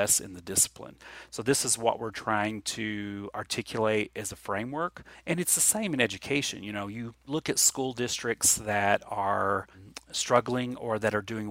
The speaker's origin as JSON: {"language": "English", "region": "Appalachia", "country": "United States", "said": "Appalachian kids and Appalachian people are unsophisticated and have little experience, but we're actually very independent people"}